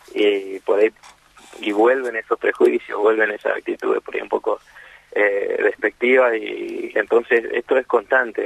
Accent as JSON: {"language": "Spanish", "region": "Corrientes", "country": "Argentina", "said": "somos acá de Corrientes"}